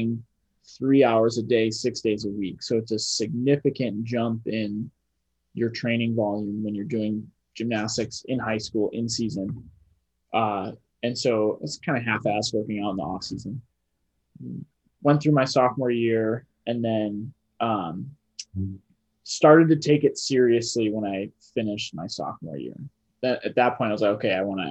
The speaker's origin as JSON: {"language": "English", "region": "Illinois", "country": "United States", "said": "I'm from Illinois"}